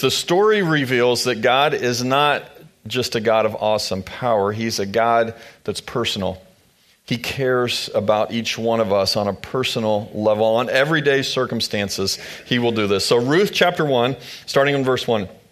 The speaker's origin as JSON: {"language": "English", "town": "Manhattan", "region": "Kansas", "country": "United States", "tie": "born or raised there", "also_born_or_lived": "Louisville, Kentucky", "moved": "as an adult", "said": "We grew up in this area. We started to spend our lives together here in this area, here in Manhattan"}